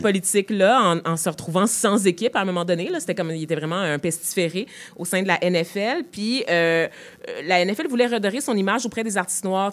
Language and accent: French; Montreal, Quebec, Canada; je viens de Montréal, je veux dire, moi, c'est, comme ça que je me vois, vraiment comme une Montréalaise premièrement, euh, québécoise